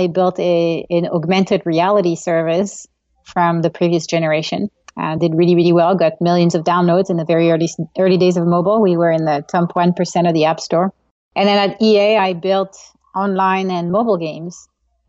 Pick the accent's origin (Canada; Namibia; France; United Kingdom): France; moved away as an adult; now in California, United States; I grew up in Europe, grew up in France, and moved to California to get my MBA at Stanford like an eternity ago